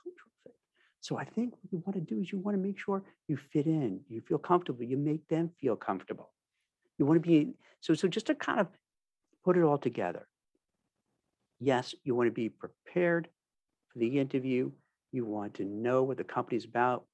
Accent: New York, United States; I'm from New York, native New York. I've been there, I've lived there most of my life

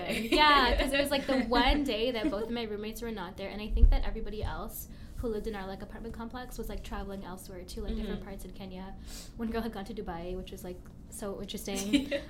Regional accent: Canada; Whereas I had other friends from, like, other countries

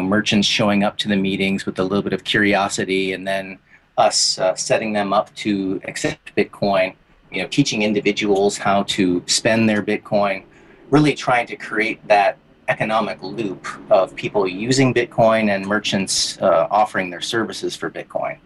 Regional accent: Detroit, Michigan, United States; moved away as an adult; now in Bali, Indonesia; I'm originally from Detroit

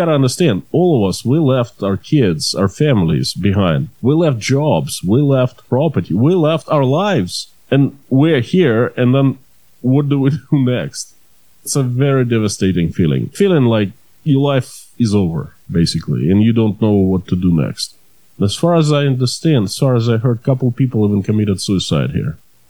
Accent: Russia; moved away as an adult; also born or lived in Maine, United States / California, United States / New York City, United States / Ukraine; now in Tashkent, Uzbekistan; I was born and raised in Russia, in the USSR. Then at age 20, I moved to the USA, spent there around 9 years in Maine mostly, but I lived a little bit in California in New York City.

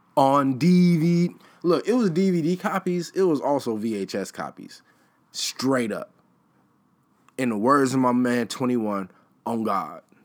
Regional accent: Chicago, Illinois, United States; I am from Chicago

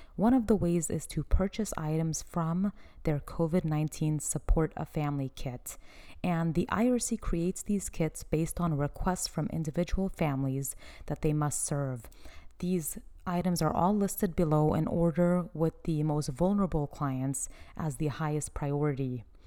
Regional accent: United States; I am from Afghan descent. So I have an Afghan background and I was born and raised in America

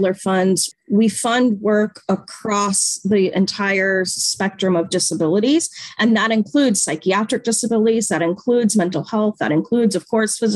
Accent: Natick, Massachusetts, United States; moved away; So I grew up in Natick, Massachusetts, which is 20 minutes west of Boston

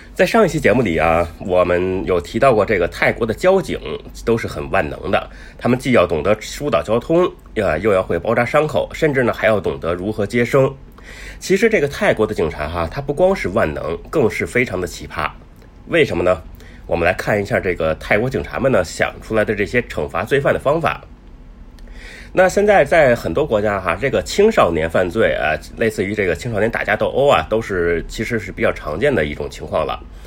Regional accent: China; 我们中国人

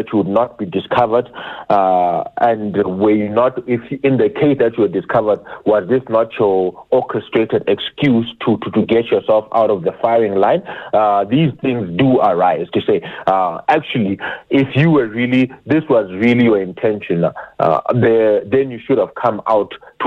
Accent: South Africa; we as South African citizens

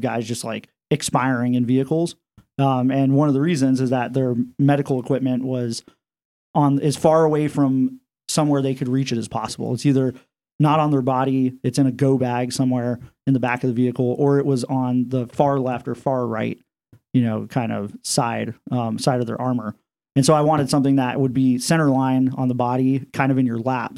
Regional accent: Iowa, United States; moved away as an adult; I'm from Iowa

